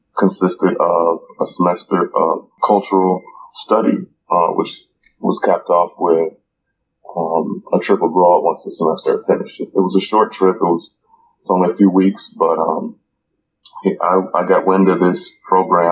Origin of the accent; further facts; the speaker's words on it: Gary, Indiana, United States; I'm originally from Indiana, Gary, Indiana, born and raised